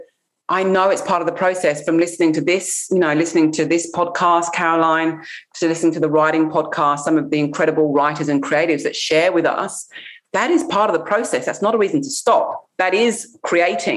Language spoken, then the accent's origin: English; England, United Kingdom; I'm English. I grew up in England.